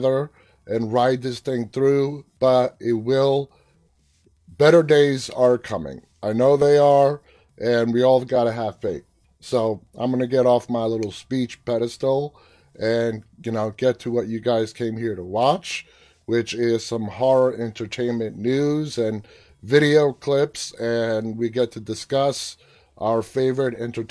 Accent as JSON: {"language": "English", "country": "United States", "said": "I'm an American"}